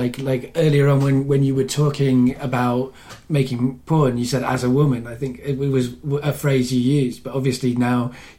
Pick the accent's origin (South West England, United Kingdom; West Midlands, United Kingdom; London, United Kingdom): West Midlands, United Kingdom; Coventry; moved away; some of my childhood I lived in Coventry